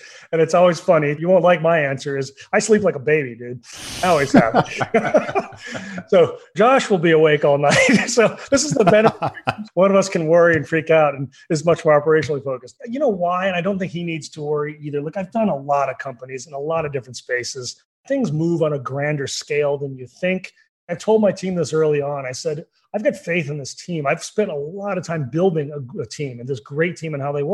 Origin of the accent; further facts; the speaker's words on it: Oklahoma, United States; growing up in Oklahoma